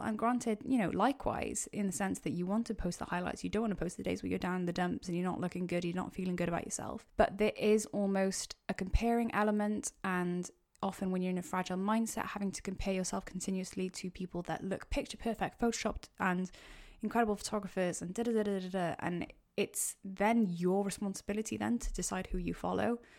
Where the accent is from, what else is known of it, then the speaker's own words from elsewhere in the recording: Wales, United Kingdom; also born or lived in Cardiff; I'm, uh, Welsh